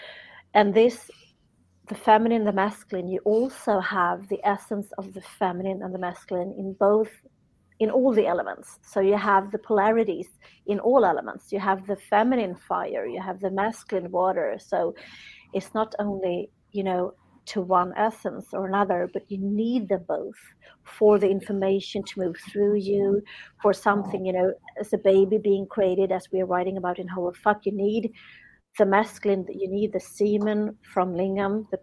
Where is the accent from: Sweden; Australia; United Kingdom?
Sweden; I'm from Sweden.